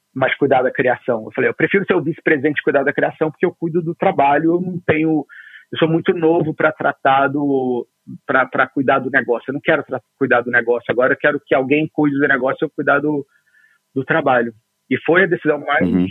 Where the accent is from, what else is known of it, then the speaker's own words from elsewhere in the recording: Rio de Janeiro, Brazil; eu sou carioca, fui criado na fronteira entre Ipanema e Copacabana, ali no Arpoador, no Rio de Janeiro